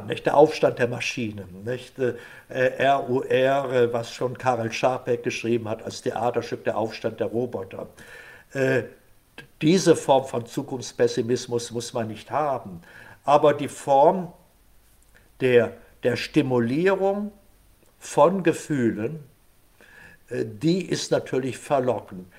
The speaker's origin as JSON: {"language": "German", "country": "Germany", "said": "als Deutscher"}